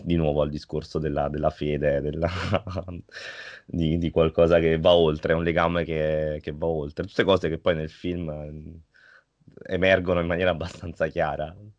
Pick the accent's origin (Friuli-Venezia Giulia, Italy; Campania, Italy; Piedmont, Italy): Campania, Italy; Naples; sì, sono napoletano, completamente napoletano, eh, cresciuto a Napoli, vissuto a Napoli per, ho visto Napoli per 30 anni